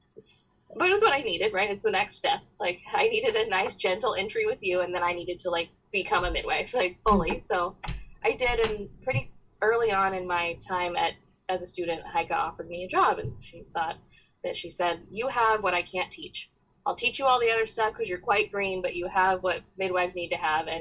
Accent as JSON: {"language": "English", "region": "North Carolina", "country": "United States", "said": "I'm from North Carolina at Chapel Hill."}